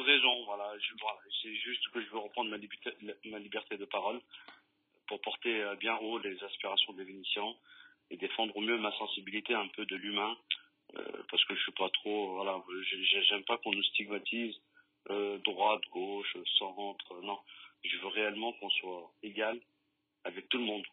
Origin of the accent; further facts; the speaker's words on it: Lyon, Auvergne-Rhône-Alpes, France; Et nos parents, ils sont arrivés ici et on a grandi on a et on aime cette ville, on aime cette ville de cœur, on, on l'aime réellement parce qu'on est lyonnais